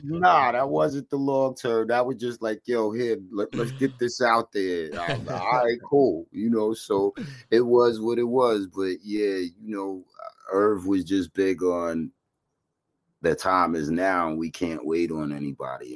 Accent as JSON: {"language": "English", "town": "New York City", "region": "New York", "country": "United States", "tie": "born or raised there", "also_born_or_lived": "Bayside, Queens", "said": "I was born in Flushing and raised there for the most part, and then I ended up um moving to Bayside when I was in my teenage."}